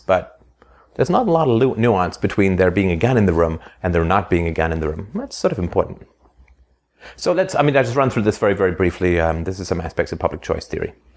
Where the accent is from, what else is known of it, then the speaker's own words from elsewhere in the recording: England, United Kingdom; also born or lived in Ireland; I was born in Ireland, and then I grew up in England in the seventies